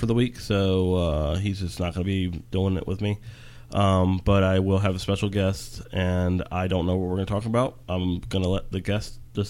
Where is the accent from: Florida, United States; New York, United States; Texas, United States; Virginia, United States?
Virginia, United States; We're from Virginia.